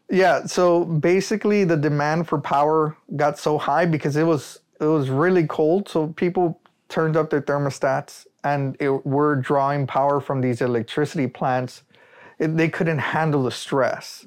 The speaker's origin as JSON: {"language": "English", "area": "Rio Grande Valley", "region": "Texas", "country": "United States", "said": "I'm proud to say that I'm from the Rio Grande Valley"}